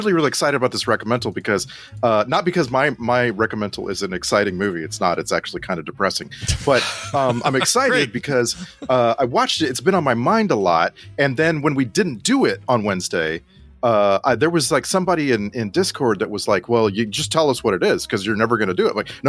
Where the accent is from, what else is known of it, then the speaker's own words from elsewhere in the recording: Texas, United States; I grew up in Texas, man. I'm a Cowboys fan.